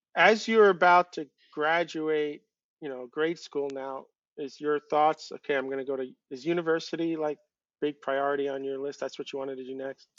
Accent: Long Island, New York, United States; I grew up on Long Island, but it's connected to the rest of the United States

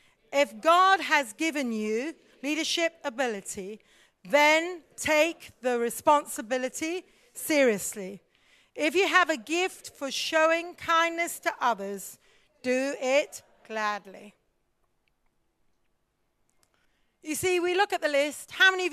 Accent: India; also born or lived in Africa; now in United Kingdom; my problem was I grew up in India as a mish kid, missionary child, preacher's kid. Then I went to Africa and I served in Africa. We'd always been in pioneering situations. Then we came back to Britain.

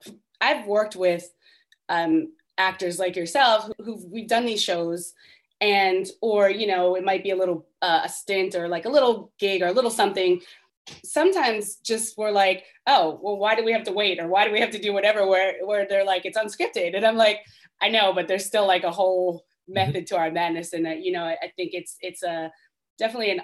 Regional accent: Baltimore, Maryland, United States; moved away as an adult; I grew up in Baltimore

